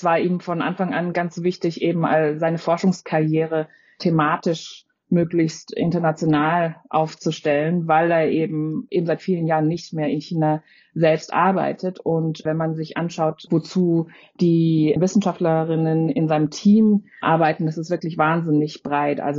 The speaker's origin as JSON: {"language": "German", "town": "Freiburg", "region": "Baden-Württemberg", "country": "Germany", "tie": "born or raised there", "said": "Natürlich, ich bin selbst in Freiburg aufgewachsen."}